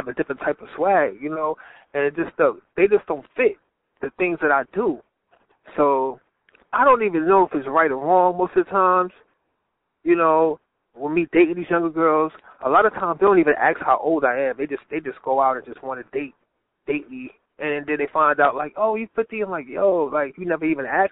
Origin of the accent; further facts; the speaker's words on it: New York City, New York, United States; now in Texas, United States; I'm originally from Brownsville, New York, Brownsville, Brooklyn